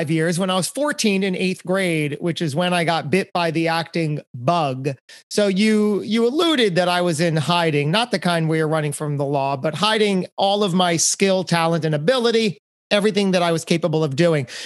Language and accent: English; Lakewood, New Jersey, United States; You know Lakewood, New Jersey.